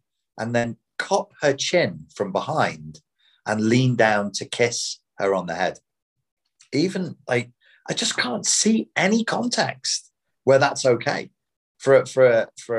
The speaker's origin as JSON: {"language": "English", "town": "Liverpool", "region": "North West England", "country": "United Kingdom", "said": "I'm from Liverpool"}